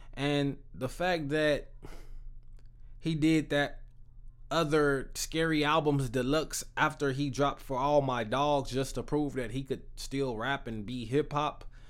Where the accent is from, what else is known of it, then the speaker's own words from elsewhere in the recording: Texas, United States; I'm from Texas